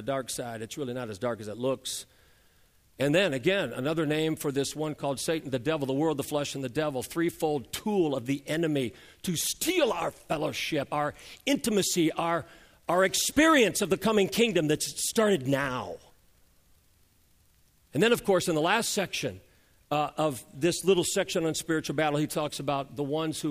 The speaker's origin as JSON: {"language": "English", "country": "United States", "said": "us Americans have learned to speak English"}